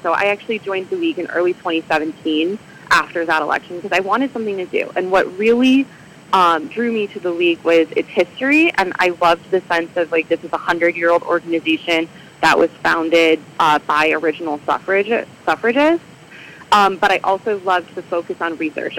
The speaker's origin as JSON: {"language": "English", "region": "Michigan", "country": "United States", "tie": "born or raised there", "moved": "as an adult", "lives_now": "Illinois, United States", "said": "I grew up in Michigan"}